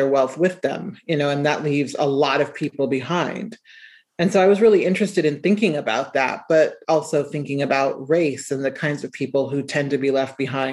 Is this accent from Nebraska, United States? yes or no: yes; Omaha, Nebraska, United States; I was writing stories about being from Nebraska. And, you know, I grew up in Omaha.